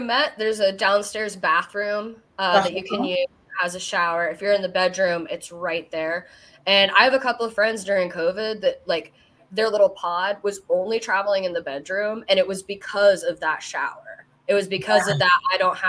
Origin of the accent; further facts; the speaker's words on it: the South, United States; Well, I mean, I'm partial to the South. I grew up in the South